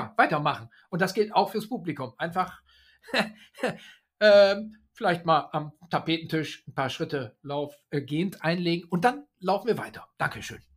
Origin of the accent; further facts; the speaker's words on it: Oldenburg, Lower Saxony, Germany; Also ich mache einen Auftritt in der Volkshochschule in Oldenburg, weil die Stadt Oldenburg, meine Heimatstadt, hier so mhm. ständig auftaucht.